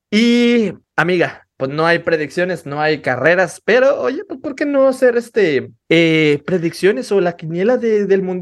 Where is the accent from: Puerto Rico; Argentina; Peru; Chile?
Argentina; Y yo como el mundial, yo sigo siendo argentino.